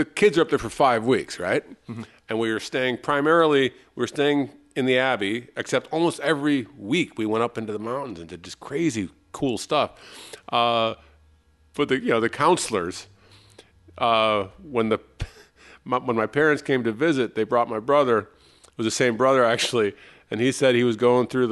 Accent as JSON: {"language": "English", "town": "Chicago", "region": "Illinois", "country": "United States", "said": "I'm from Chicago"}